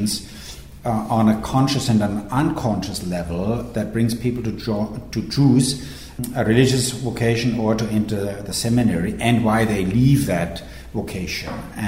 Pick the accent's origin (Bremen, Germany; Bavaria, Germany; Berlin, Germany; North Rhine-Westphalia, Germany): Bavaria, Germany; Regensburg; moved away as an adult; now in Rome, Italy; Yeah, I grew up in Regensburg, in the center of Bavaria, in the south of Germany